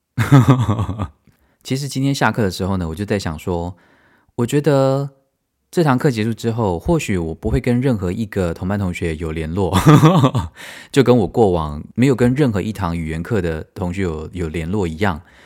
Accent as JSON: {"language": "Chinese", "country": "Taiwan", "also_born_or_lived": "United States", "moved": "as an adult", "lives_now": "Germany", "said": "身为台湾人"}